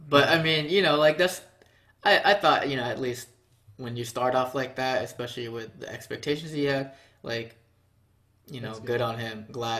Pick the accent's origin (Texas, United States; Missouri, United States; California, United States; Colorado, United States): Texas, United States; Houston; I grew up in Houston